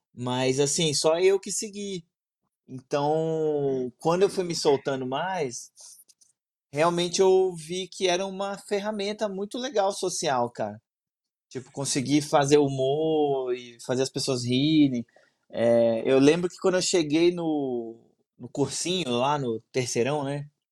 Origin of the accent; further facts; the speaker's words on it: Brasília, Federal District, Brazil; eu sou de Brasília